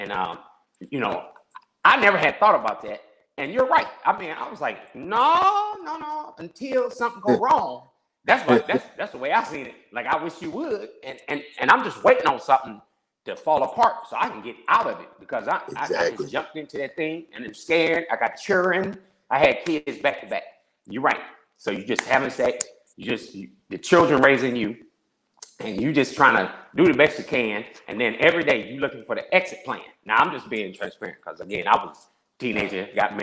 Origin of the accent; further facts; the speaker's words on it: Peoria, Illinois, United States; moved away; I'm from Peoria, Illinois